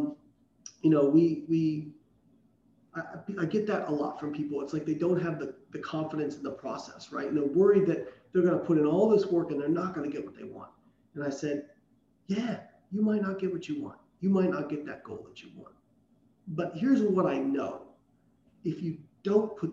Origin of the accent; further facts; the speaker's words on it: Southern Indiana, United States; moved away; I grew up in Southern Indiana. Like, where I was from, people didn't move away.